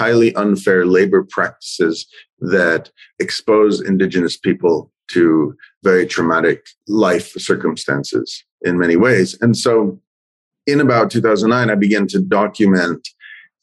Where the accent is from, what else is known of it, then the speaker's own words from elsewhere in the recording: Southern Colorado, United States; now in Northern California, United States; I come from Southern Colorado, and I currently also live in Northern California